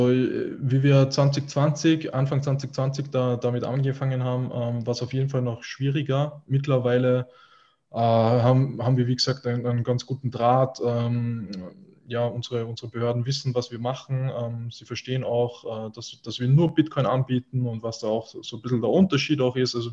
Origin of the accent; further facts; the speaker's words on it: Austria; natürlich einfach äh, eine, eine, große Sache auch bei uns in Österreich.